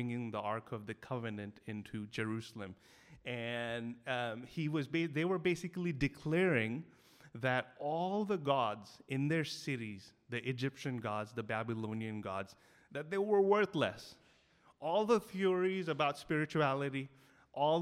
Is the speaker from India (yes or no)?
yes; Delhi, India; I grew up in Delhi. You know, I grew up 21 years not knowing anyone who was a Christian in my school, college, and neighborhood